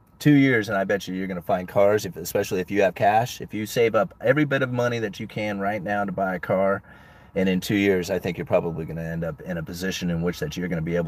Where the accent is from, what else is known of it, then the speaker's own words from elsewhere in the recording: Austin, Texas, United States; born there; Yeah, I was born here in Austin, but Houston and San Antonio are looking a lot more affordable right now.